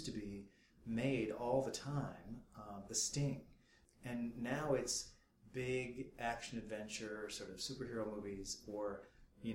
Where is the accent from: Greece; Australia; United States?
United States; Rockford, Illinois; moved away as an adult; also born or lived in Los Angeles; growing up in Rockford, Illinois